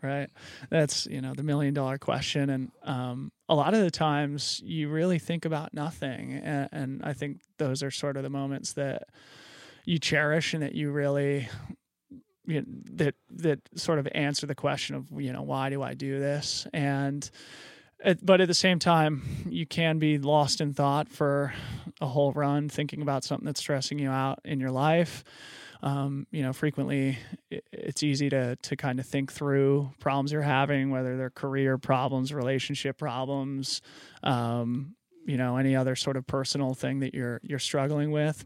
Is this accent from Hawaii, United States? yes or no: no; Boulder, Colorado, United States; also born or lived in Fort Collins, Colorado / Aspen, Colorado; I grew up in Boulder, Colorado